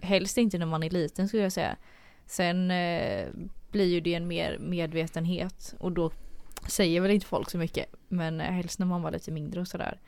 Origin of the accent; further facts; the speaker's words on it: Gothenburg, Västra Götaland, Sweden; jag är göteborgare